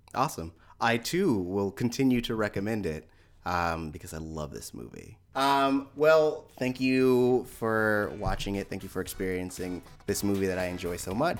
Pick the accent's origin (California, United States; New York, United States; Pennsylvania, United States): California, United States; San Francisco Bay Area; also born or lived in Hayward / East Menlo Park; I grew up in Hayward and, and San Francisco, but, like, the, the, up until nineteen ninety-six, I was living in East Menlo Park